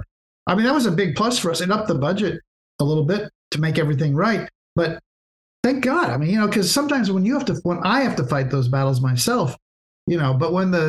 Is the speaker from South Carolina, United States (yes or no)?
no; Santa Barbara, California, United States; I grew up in Santa Barbara